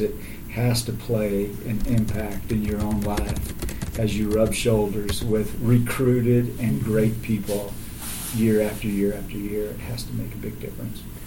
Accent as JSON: {"language": "English", "town": "Alvin", "region": "Texas", "country": "United States", "tie": "born or raised there", "said": "I grew up in Alvin, Texas"}